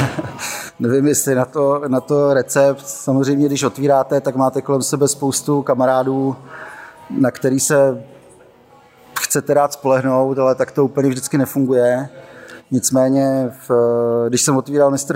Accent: Moravia, Czechia; odkud já pocházím z, z Moravy

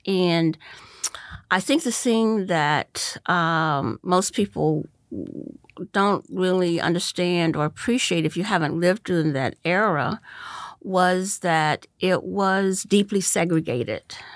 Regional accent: Goldsboro, North Carolina, United States; moved away as an adult; also born or lived in Wilmington, North Carolina / Philadelphia / New York; now in Orange County, United States; I grew up in, um, uh, Goldsboro, North Carolina. I was born in Wilmington, North Carolina

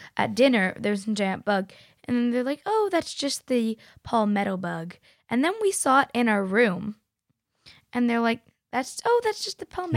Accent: Canada; we're from Canada, so it's cold

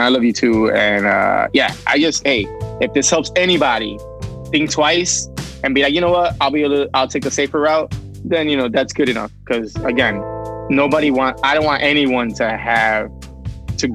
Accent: Puerto Rico; now in Chicago, United States; So, you know, I'm from Puerto Rico. I guess it makes sense. Although not everybody there likes the beach and the water, but I do.

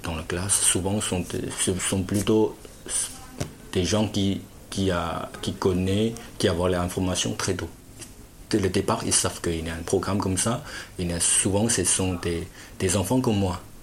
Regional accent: Fujian, China; French is a second language; moved away as an adult; also born or lived in Shanghai; now in Lognes, France

